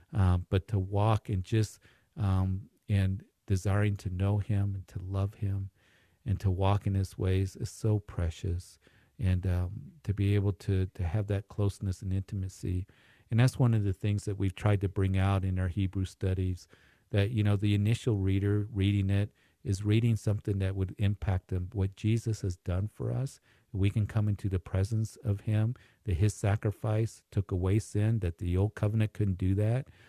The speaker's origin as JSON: {"language": "English", "town": "Greeley", "region": "Colorado", "country": "United States", "tie": "born or raised there", "moved": "yes", "said": "my hometown"}